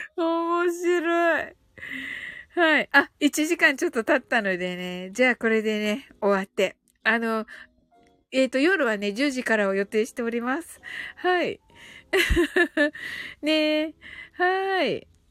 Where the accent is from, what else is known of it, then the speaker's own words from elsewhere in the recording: Kumamoto, Japan; 熊本生まれ